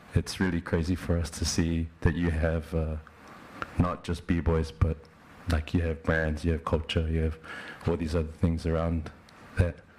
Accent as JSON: {"language": "English", "country": "New Zealand", "said": "I come all the way from New Zealand"}